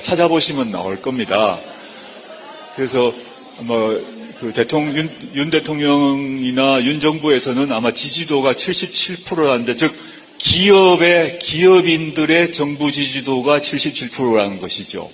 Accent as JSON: {"language": "Korean", "region": "Busan", "country": "South Korea", "tie": "born or raised there", "said": "제가 이제 부산 출신이다 보니까"}